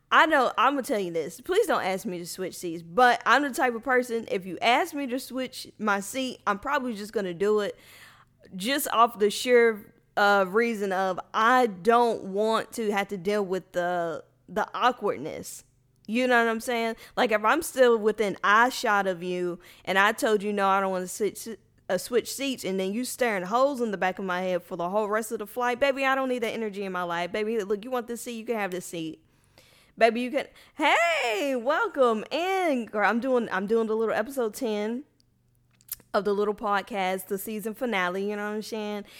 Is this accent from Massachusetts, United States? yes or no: no; Louisville, Kentucky, United States; moved away as an adult; now in Houston, United States; I would have been perfectly fine staying in Louisville my whole life